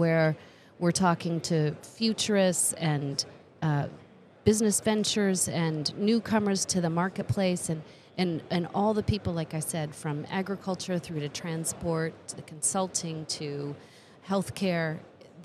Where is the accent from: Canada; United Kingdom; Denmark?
Canada; moved away; as a Canadian